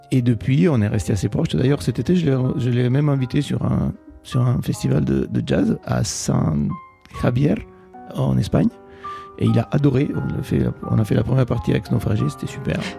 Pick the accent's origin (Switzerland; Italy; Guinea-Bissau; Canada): Italy; first language Italian; French is a second language; moved away as an adult; now in Paris, France; Et l'italien, bien sûr, qui est ma langue maternelle.